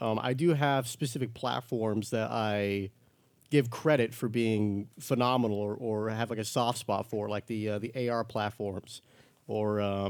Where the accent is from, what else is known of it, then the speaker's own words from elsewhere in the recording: New Mexico, United States; I still have people who miss the new part of New Mexico, and they think I say I'm from Mexico, and they're like, oh, how are you here?